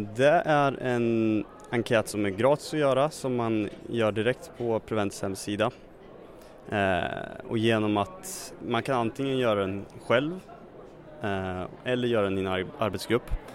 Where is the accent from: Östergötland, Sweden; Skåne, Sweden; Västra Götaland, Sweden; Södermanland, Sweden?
Södermanland, Sweden; Katrineholm; Katrineholm kommer jag ifrån